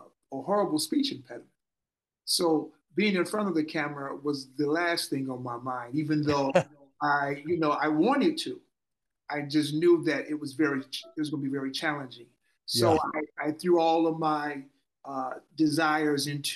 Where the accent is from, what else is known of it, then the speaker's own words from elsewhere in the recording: Chicago, Illinois, United States; moved away as an adult; also born or lived in Valley City, North Dakota; now in Los Angeles, United States; I grew up on the South Side, Chicago.